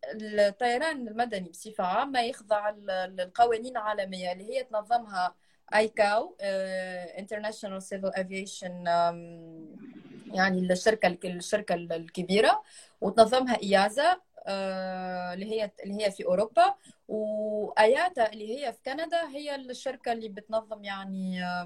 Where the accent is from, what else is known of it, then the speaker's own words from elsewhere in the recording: Tunisia; انا تونسيه